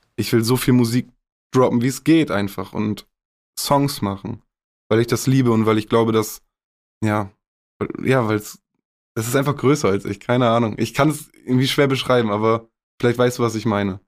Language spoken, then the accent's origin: German; Augustfehn, Lower Saxony, Germany; Es ist meine Heimat, ich bin hier aufgewachsen.